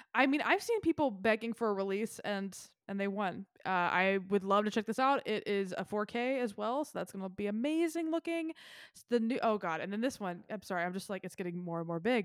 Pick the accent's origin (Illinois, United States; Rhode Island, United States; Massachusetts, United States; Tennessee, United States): Tennessee, United States; Memphis; also born or lived in northern Mississippi; I'm from Memphis. I'm on the state line of Mississippi and have spent a lot of my life and childhood in northern Mississippi